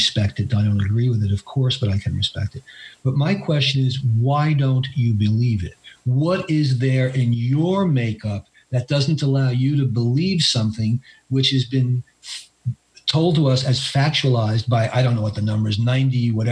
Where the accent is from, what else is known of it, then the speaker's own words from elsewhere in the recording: New York, United States; I am a New Yorker, as Bill said, and I have lived. Uh, basically in Appalachia for the last seven and a half years. I live in Western North Carolina